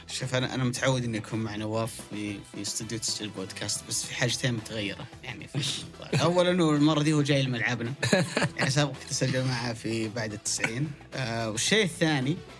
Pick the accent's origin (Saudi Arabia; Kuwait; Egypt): Saudi Arabia; احنا اليوم كسعوديين